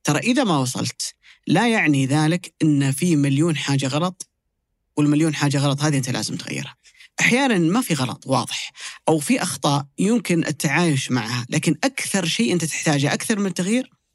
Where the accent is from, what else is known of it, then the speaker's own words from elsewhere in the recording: Saudi Arabia; كلنا كسعوديين